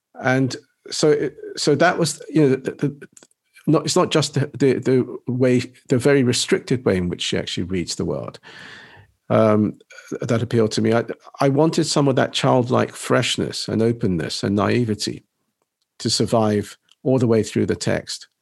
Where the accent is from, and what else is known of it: England, United Kingdom; born or raised there; also born or lived in Nagasaki, Japan